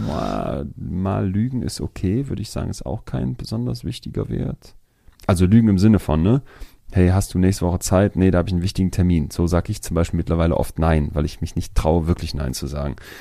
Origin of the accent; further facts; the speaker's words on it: Germany; als Deutscher